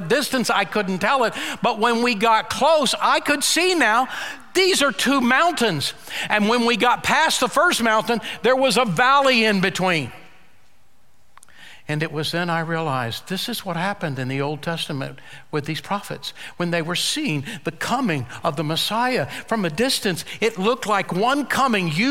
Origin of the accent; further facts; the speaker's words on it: United States; I've been born and raised in Oklahoma, Texas.